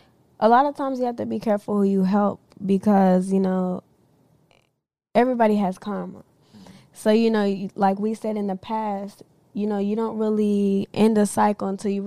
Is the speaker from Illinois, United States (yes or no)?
no; Nashville, Tennessee, United States; I come from Nashville. My parents, they're not from here. My dad, he's Cuban. My mom's Costa Rican.